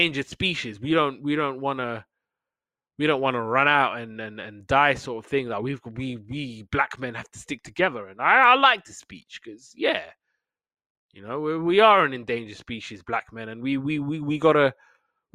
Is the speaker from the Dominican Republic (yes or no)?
no; United Kingdom; we're British